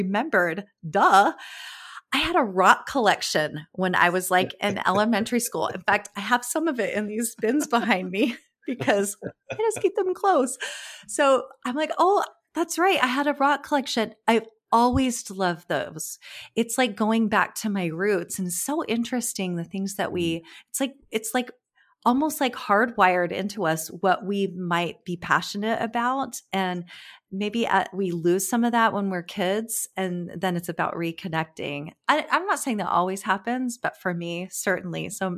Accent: California, United States; Because I grew up in California, so I was close to always to the beach.

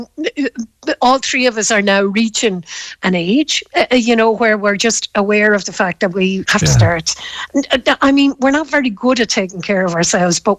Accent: Galway, Connacht, Ireland; when I was growing up in Galway

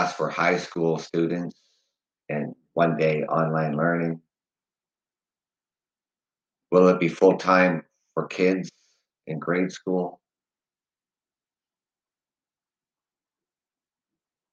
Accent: London, Ontario, Canada; I am from London, Ontario, Canada.

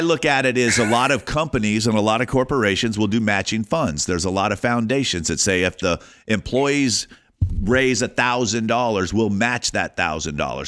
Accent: Alabama, United States; moved away; also born or lived in California; I grew up in Alabama

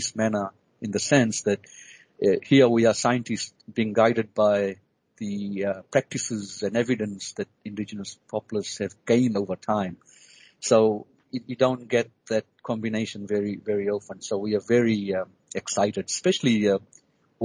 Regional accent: Fiji; now in Australia; I was born and bred in the Pacific, in the Fiji Islands

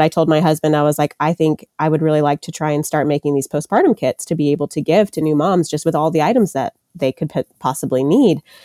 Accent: Murfreesboro, Tennessee, United States; I am from the Murfreesboro, Tennessee area, which is about 30 minutes outside of Nashville.

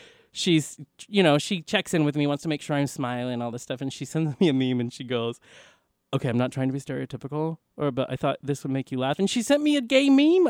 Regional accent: Philippines; I'm Filipino. That's who I am.

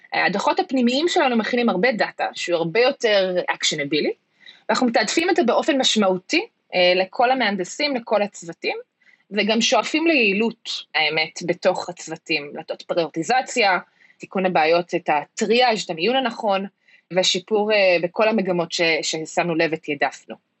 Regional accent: United States; moved away as an adult; now in Israel; חזרתי לארץ מארצות הברית לפני כמה שנים, אחרי שגדלתי שם וחייתי שם כמעט 20 שנה, שם גם גדלתי ולמדתי רוב חיי.

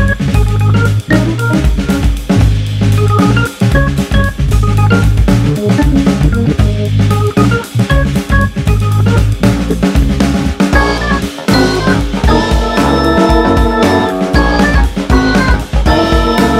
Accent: Cherry Hill, New Jersey, United States; I would say I'm from Philly, even though I'm from Cherry Hill, New Jersey

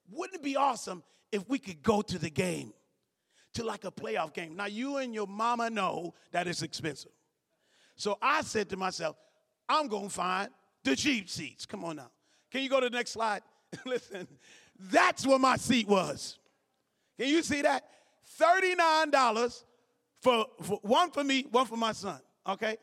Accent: Cleveland, Ohio, United States; I'm from Cleveland.

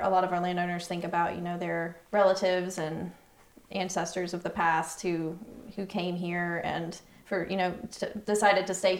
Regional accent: Southern Blue Ridge, United States; I mean, and even though I grew up in the Southern Blue Ridge as well, and I don't have a long-standing family history in the region

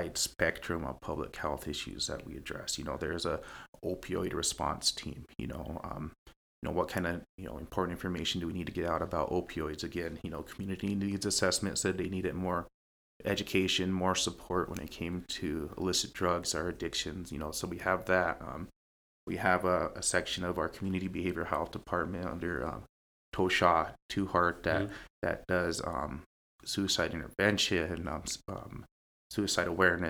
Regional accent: Pine Ridge, South Dakota, United States; growing up in Pine Ridge

